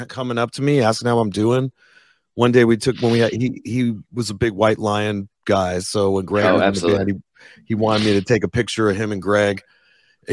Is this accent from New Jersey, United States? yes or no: yes; East Coast, New Jersey, United States; moved away; I'm from the East Coast originally, and we're not that way.